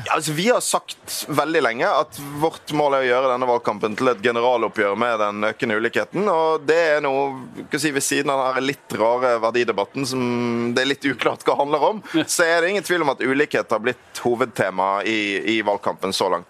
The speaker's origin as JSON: {"language": "Norwegian", "region": "Western Norway", "country": "Norway", "said": "jeg er jo fra Vestlandet"}